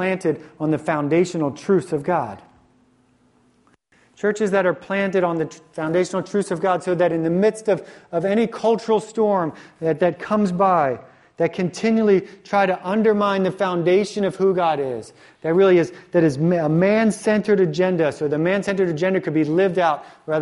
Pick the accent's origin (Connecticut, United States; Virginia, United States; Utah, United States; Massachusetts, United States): Virginia, United States; moved away; the church that I grew up in the South, when I went to high school in the South in Virginia